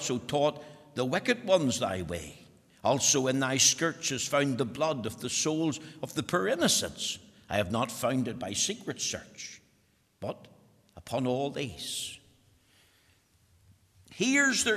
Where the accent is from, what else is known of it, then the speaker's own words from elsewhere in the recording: Bushmills, Northern Ireland, United Kingdom; I'm from Bush Mills, as you know, and we talk about the weans there